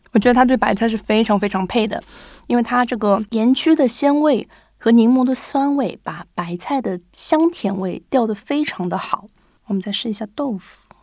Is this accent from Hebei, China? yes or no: no; Shanghai, China; moved away as an adult; now in Japan; 我家是上海的嘛